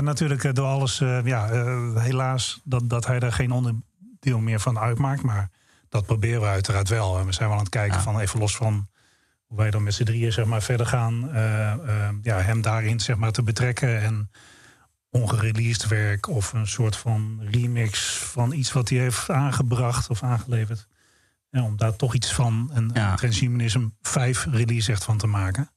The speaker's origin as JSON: {"language": "Dutch", "country": "Netherlands", "said": "we zijn vier jongens uit Nederland"}